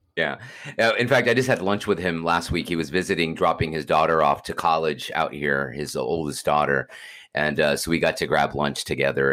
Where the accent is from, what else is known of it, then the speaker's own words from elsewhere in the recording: Houston, Texas, United States; I'm from Houston, Texas